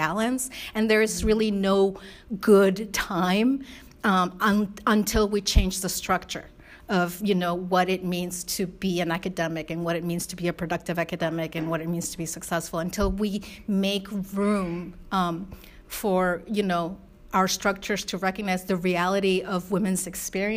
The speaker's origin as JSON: {"language": "English", "country": "Spain", "tie": "born or raised there", "moved": "yes", "said": "my mom is white from Spain and my dad's Korean, and I was raised primarily in Spain"}